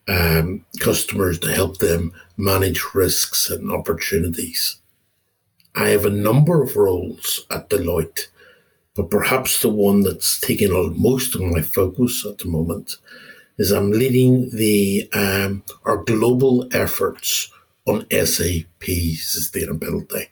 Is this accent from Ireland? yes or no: yes; Ireland; moved away as an adult; also born or lived in Australia / UAE / Netherlands / United Kingdom; now in Copenhagen, Denmark; I'm an Irish guy. I'm living in Copenhagen now for just over 2.5 years, and I spent my entire career being an expat